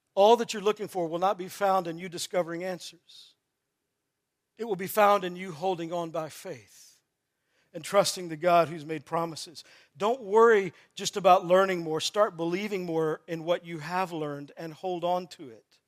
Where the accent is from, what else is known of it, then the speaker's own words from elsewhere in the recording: Texas, United States; I grew up in Texas playing football